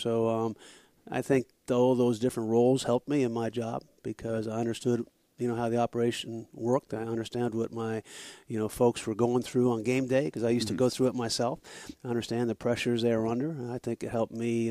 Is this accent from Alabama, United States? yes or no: no; New Hampshire, United States; moved away as an adult; now in Florida, United States; I grew up in New Hampshire